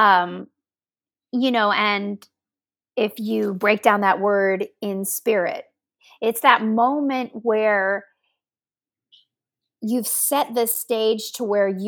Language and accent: English; Kentucky, United States; also born or lived in Ohio; I was born in Ohio, even though I was raised in Kentucky, and I was born near Cleveland